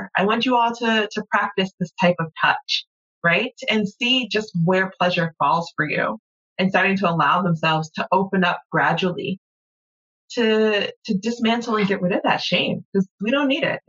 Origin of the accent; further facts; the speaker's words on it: the South, United States; as a Southerner, you keep your pocketbook closed and off the floor